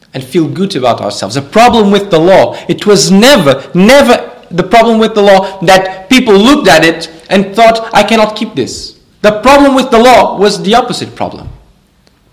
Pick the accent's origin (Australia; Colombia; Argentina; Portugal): Portugal; I'm from Portugal